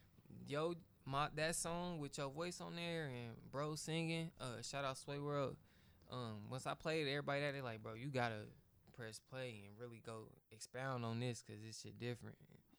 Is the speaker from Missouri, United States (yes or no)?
yes; Grandview, Missouri, United States